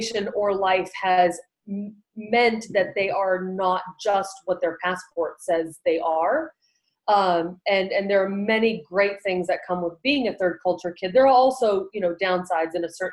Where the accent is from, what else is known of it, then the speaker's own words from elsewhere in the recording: Brazil; moved away; I was raised in Brazil with a lot of contact with my Brazilian family